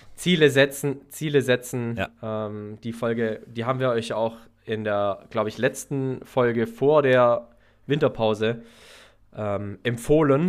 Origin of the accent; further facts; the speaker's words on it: Herrenberg, Baden-Württemberg, Germany; in meiner Heimatstadt Herrenberg